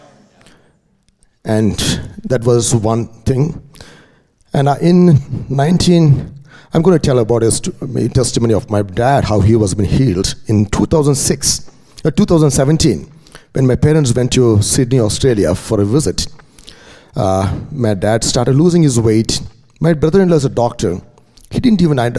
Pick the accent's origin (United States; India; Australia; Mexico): India; moved away; I'm from India. I'm raised up in a Christian family.